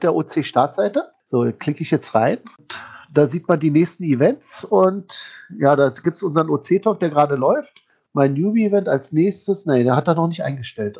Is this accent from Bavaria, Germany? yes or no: no; Berlin, Germany; als Berliner